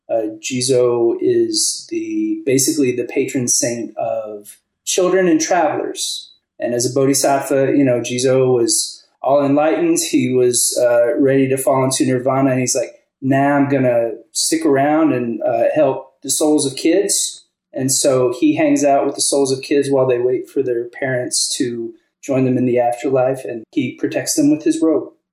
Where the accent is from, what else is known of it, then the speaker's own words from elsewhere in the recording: Kentucky, United States; moved away as an adult; also born or lived in Japan; now in Austin, United States; I grew up in Kentucky and lived there until I was 21.